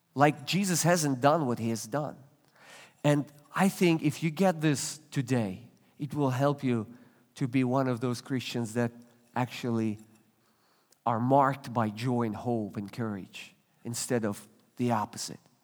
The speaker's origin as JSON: {"language": "English", "country": "Russia", "tie": "born or raised there", "second_language": "English", "moved": "yes", "said": "I was born and raised in Russia. You, you can tell by, by an accent, by my accent."}